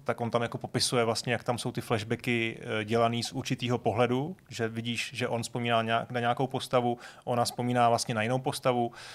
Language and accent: Czech; Prague, Czechia; já jsem z Vršovic